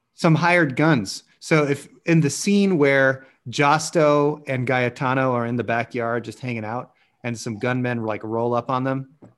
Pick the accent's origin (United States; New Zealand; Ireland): United States; Kalamazoo, Michigan; my hometown of Kalamazoo, Michigan